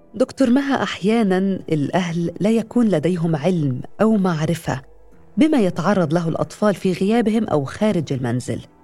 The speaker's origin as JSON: {"language": "Arabic", "town": "Aleppo", "region": "Aleppo Governorate", "country": "Syria", "said": "من حلب"}